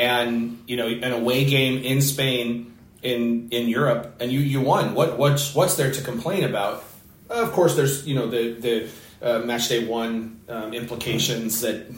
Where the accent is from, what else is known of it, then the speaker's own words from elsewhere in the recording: United States; as an American fan